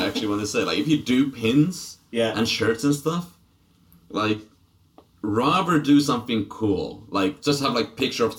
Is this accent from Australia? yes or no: no; Finland; "Yeah, sorry, I'm Finland."